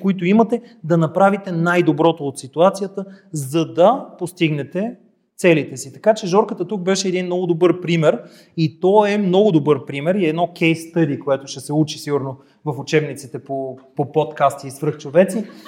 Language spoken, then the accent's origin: Bulgarian; Gabrovo, Gabrovo Province, Bulgaria; като габровец